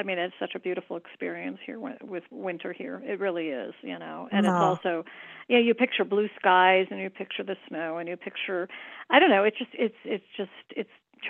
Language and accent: English; Midwest, United States; now in Santa Fe, United States; I'm a Midwesterner, you know, born and bred